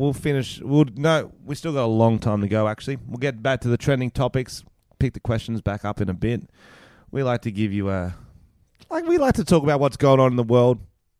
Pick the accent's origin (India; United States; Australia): Australia; being Australian, is we don't have to learn any language